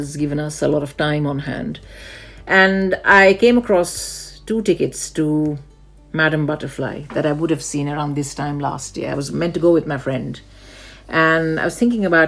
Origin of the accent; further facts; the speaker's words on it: India; Growing up in India